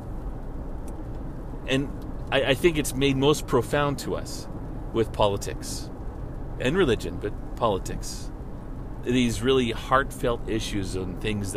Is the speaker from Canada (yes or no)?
yes; Canada; as a Canadian